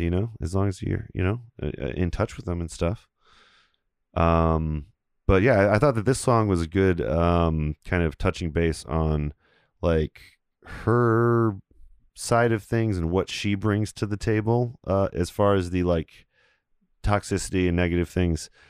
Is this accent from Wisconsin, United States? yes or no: yes; Beloit, Wisconsin, United States; the kids I grew up with in Beloit